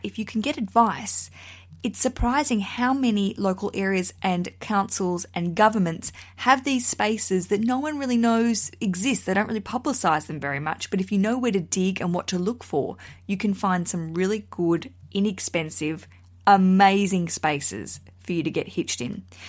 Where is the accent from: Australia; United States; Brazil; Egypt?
Australia; now in United Kingdom; I'm broadcasting from the U K. I'm an Australian